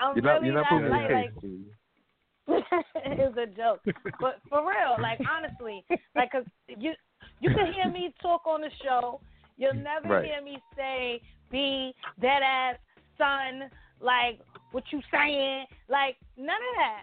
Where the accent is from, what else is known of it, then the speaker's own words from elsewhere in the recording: New York City, New York, United States; I'm a Brooklyn girl, born and raised in Brooklyn